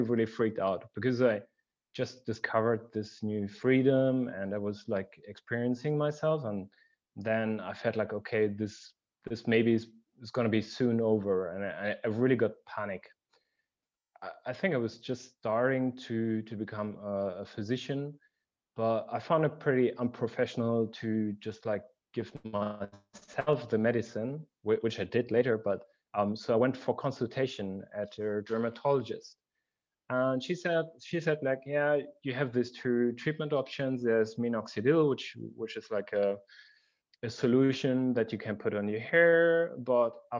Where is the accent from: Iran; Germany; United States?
Germany; I grew up in Germany, in a very central place of Germany